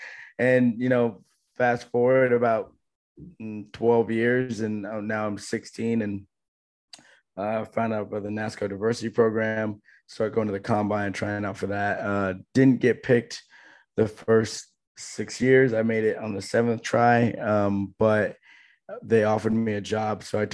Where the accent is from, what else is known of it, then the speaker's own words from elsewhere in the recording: Vermont, United States; because I'm from Vermont, so that's a home track for me.